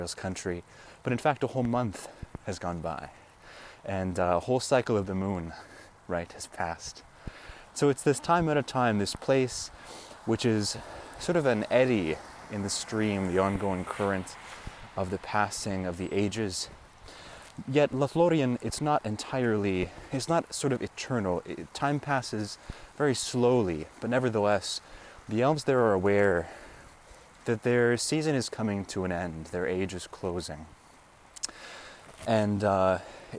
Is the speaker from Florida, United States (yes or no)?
no; Oregon, United States; I'm not totally forgetful of the ways of my home country here in Oregon